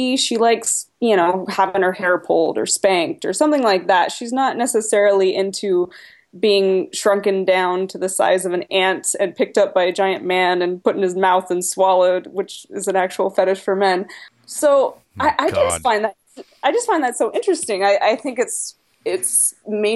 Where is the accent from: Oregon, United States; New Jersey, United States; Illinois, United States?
Oregon, United States; Portland; I'm from Portland, Oregon. It's very liberal here